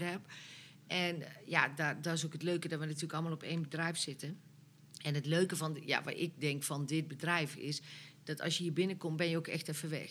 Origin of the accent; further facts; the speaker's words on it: North Brabant, Netherlands; wij zijn Brabanders